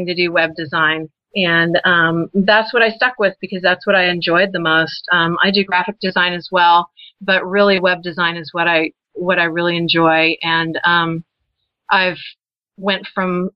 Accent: Texas, United States; moved away; also born or lived in Colorado; I'm from Texas originally

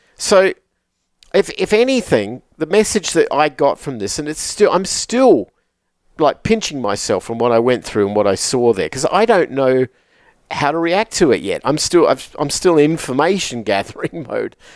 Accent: Adelaide, South Australia, Australia; from my hometown in, in Australia, from the city of Adelaide

